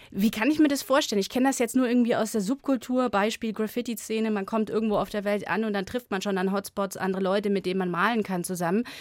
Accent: Munich, Bavaria, Germany; Ich, ich komme selber aus Bayern, ich bin Müncherin

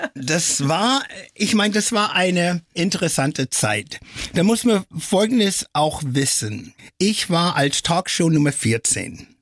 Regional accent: Flint, Michigan, United States; first language English; German is a second language; now in Germany; Aufgewachsen bin ich in der USA und in Deutschland.

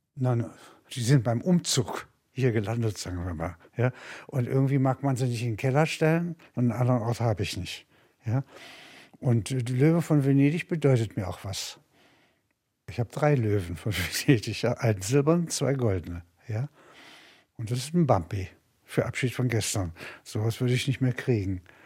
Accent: Halberstadt, Saxony-Anhalt, Germany; now in Munich, Germany; In Halberstadt, meiner Heimatstadt

